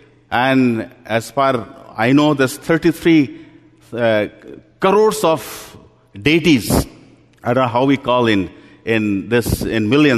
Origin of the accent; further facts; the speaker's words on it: Delhi, India; You know, I'm come from India, as has been introduced.